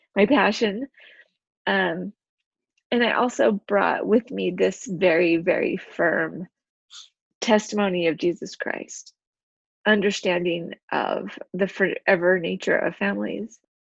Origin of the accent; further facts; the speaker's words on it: Utah, United States; also born or lived in China; I'm actually from Utah, uh, born and raised here.